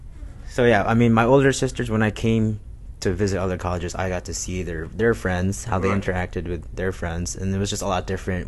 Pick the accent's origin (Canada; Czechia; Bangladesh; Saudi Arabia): Saudi Arabia; I mean, I grew up in Saudi Arabia